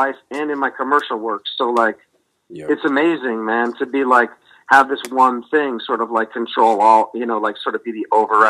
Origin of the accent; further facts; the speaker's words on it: New England, United States; They know that I'm the I'm a New England guy.